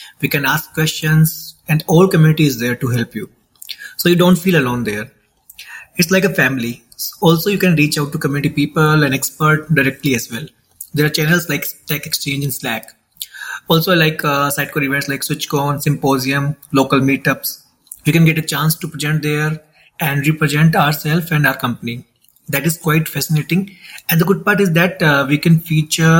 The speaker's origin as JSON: {"language": "English", "town": "Jaipur", "region": "Rajasthan", "country": "India", "moved": "as an adult", "lives_now": "Dubai, United Arab Emirates", "said": "I'm from Jaipur, India. Recently, I moved to Dubai, but previously I worked from Jaipur only"}